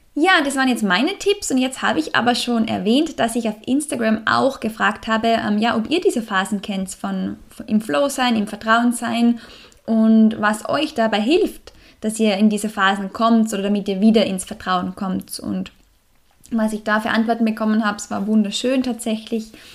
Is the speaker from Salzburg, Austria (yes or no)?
yes; Salzburg, Austria; im Salzburger Land, in meiner Heimat